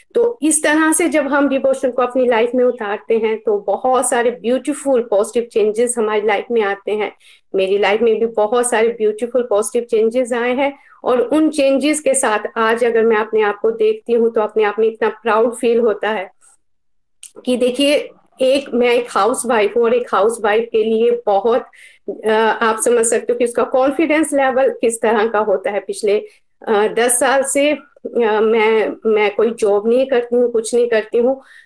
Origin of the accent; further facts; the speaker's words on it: Himachal Pradesh, India; now in Ludhiana, India; लुधियाना से basically uh, मैं हिमाचल प्रदेश से हूँ